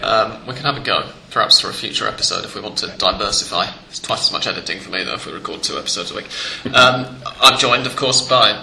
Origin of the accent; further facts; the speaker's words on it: England, United Kingdom; now in Buenos Aires, Argentina; because I'm English